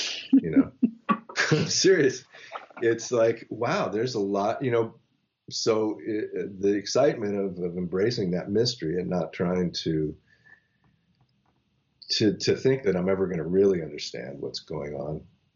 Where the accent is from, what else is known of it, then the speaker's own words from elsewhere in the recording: Los Angeles, California, United States; I grew up in Los Angeles at a time when everybody was listening to whatever was happening in the late 70s